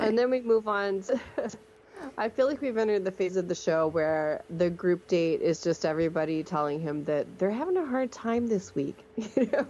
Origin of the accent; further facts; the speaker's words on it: Alabama, United States; we're from Alabama, so we know where Montevallo is